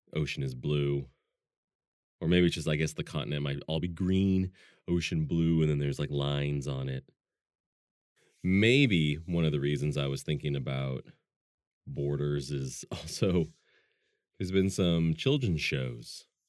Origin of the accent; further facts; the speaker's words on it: Pacific Northwest, United States; also born or lived in Germany; I'm from the Pacific Northwest